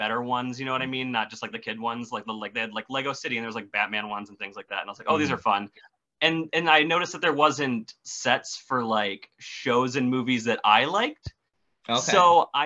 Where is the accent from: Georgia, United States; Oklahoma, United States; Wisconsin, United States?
Wisconsin, United States; I am from Wisconsin. I live in the middle of the woods